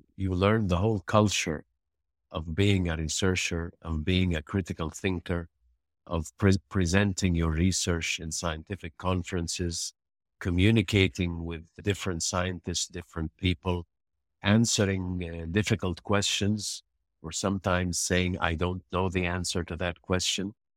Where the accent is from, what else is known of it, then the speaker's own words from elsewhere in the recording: Egypt; moved away as an adult; now in United Arab Emirates; I decided to return back to my home country, to Egypt